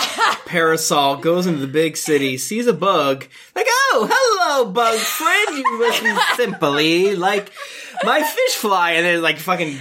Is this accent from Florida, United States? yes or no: yes; Florida, United States; I'm from Florida